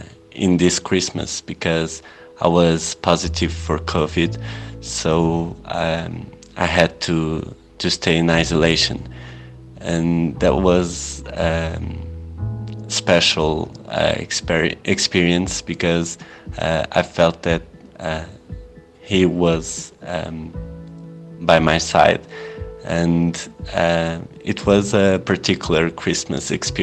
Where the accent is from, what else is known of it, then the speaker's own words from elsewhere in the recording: Portugal; English is a second language; now in Spain; I'm from Portugal, and I hope you are all having a wonderful Saturday.